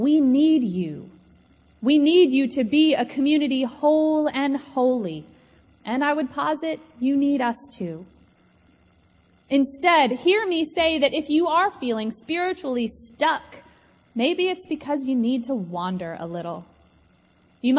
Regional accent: Atlanta, Georgia, United States; I grew up here in Atlanta

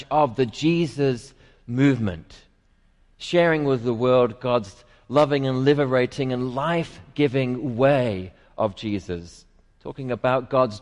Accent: England, United Kingdom; now in Atlanta, United States; I'm English

